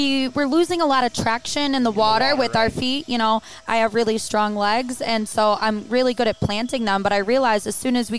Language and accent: English; Milwaukee, Wisconsin, United States; moved away as an adult; now in Las Vegas, United States; I'm from Milwaukee.